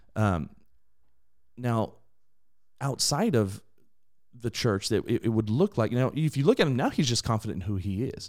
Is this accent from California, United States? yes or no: yes; Inland Empire, California, United States; I was raised in a, an incredibly diverse area in the Inland Empire